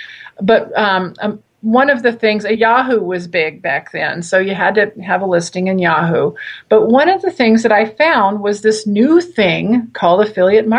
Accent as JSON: {"language": "English", "region": "South Louisiana", "country": "United States", "tie": "born or raised there", "also_born_or_lived": "Santa Barbara, California", "moved": "yes", "lives_now": "Ashland, United States", "said": "I was born and raised in South Louisiana. I consider Santa Barbara my home."}